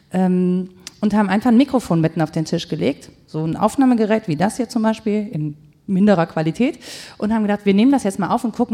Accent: Cologne, North Rhine-Westphalia, Germany; Ihr merkt, wir kommen aus Köln, das ist jetzt irgendwie nicht ne, hamburgisch oder so.

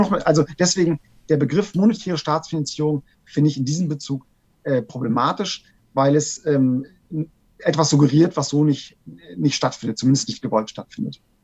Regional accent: Germany; bei uns in Deutschland

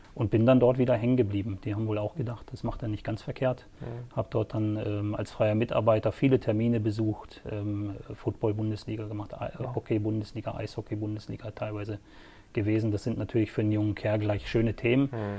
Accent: Sittensen, Lower Saxony, Germany; also born or lived in Swabia; now in Herrenberg, Germany; ich bin aufgewachsen in einem kleinen Örtchen äh, im ländlichen Bereich zwischen Hamburg und Bremen. Ja, ah, okay. Sittensen

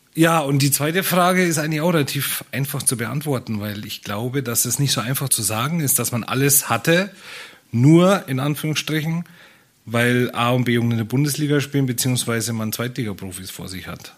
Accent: Nuremberg, Bavaria, Germany; moved away as an adult; also born or lived in Fürth; now in Rostock, Germany; ich komme ja aus, äh, aus dem Freistaat Bayern, ähm, aus äh, Nürnberg geboren

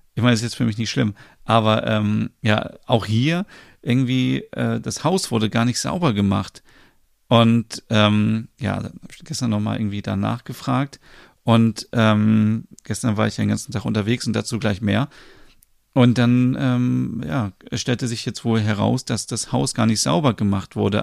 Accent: Germany; bei uns in Deutschland

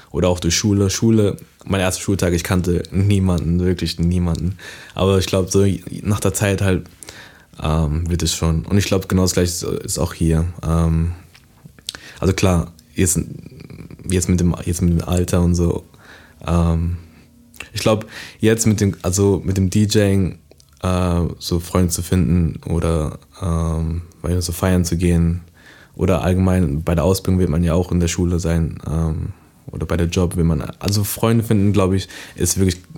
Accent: Karlsruhe, Baden-Württemberg, Germany; born there; also born or lived in New York; ich bin äh, in Karlsruhe geboren, bin dann äh, mit eins bin ich dann äh, nach New York gezogen, äh, bis ich zehn Jahre alt war.

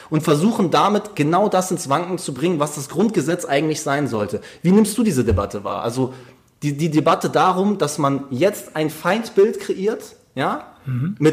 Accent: Hamburg, Germany; Ich bin in Hamburg groß geworden. Ich merke dann immer, wie sehr ich Hamburger bin

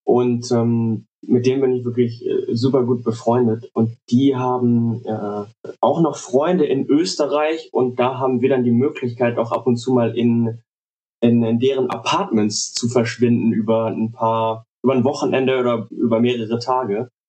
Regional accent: Cologne, North Rhine-Westphalia, Germany; Ich bin aus, äh, aus Köln

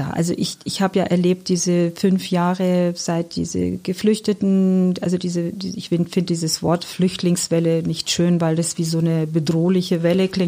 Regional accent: Iran; German is a second language; now in Germany; Also die Stadt okay. ist leider überhaupt nichts mehr mit dem zu tun, wo ich groß geworden bin. Dennoch, ähm, die Menschen sind gleich. Also ich finde, das, was sich nicht verändert hat, ist diese Herzlichkeit, diese Liebenswürdigkeit, diese Gastfreundschaft der Menschen. Also das, das Wertvollste im Iran sind die Menschen.

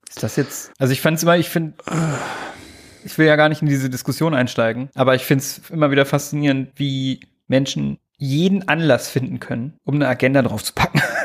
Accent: southern Lower Saxony, Germany; moved away; in meiner Hometown in Niedersachsen, Südniedersachsen

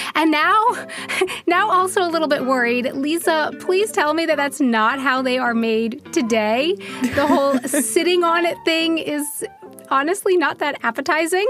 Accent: United States; moved away as an adult; now in Germany; as an American

